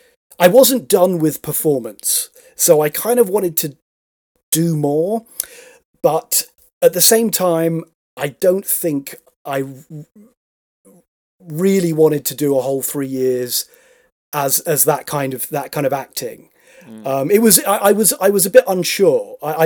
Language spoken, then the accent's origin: English; Stratford-upon-Avon, West Midlands, United Kingdom; now in London, United Kingdom; Stratford upon Avon.